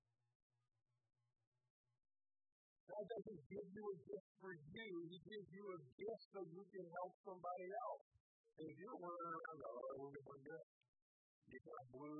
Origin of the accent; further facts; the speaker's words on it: Indiana, United States; moved away as an adult; now in Michigan, United States; I'm from the North. I'm from Indiana